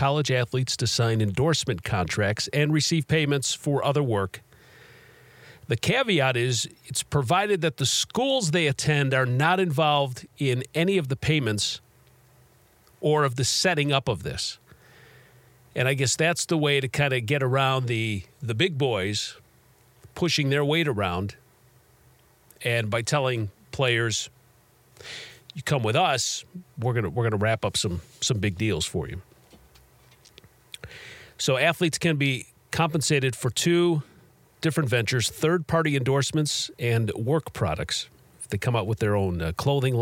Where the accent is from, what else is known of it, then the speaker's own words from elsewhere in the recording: Chicago, Illinois, United States; moved away as an adult; I grew up in Chicago, and I was there for the first three Jordan championships